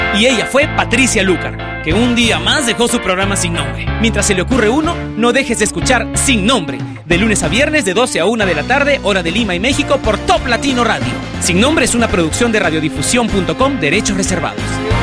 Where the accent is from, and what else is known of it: Venezuela; moved away